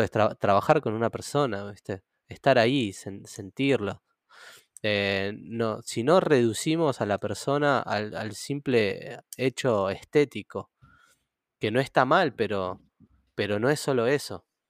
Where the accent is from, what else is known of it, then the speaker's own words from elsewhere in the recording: Buenos Aires, Argentina; Yo crecí en Ciudad Oculta toda mi adolescencia y parte de la, niñez también.